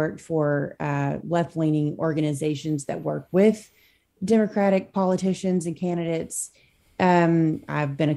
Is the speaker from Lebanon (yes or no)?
no; Arkansas, United States; I'm from Arkansas